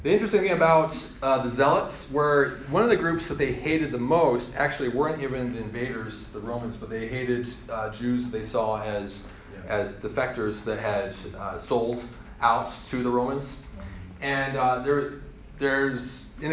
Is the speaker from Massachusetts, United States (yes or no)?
no; Colorado, United States; I'm from Colorado.